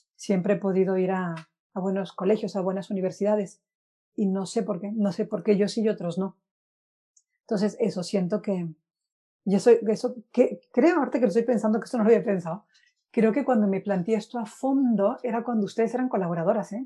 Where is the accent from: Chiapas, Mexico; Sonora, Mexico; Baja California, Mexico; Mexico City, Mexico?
Sonora, Mexico; Guaymas; moved away as an adult; now in Spain; soy de Guaymas, Sonora, llevo nueve años viviendo en España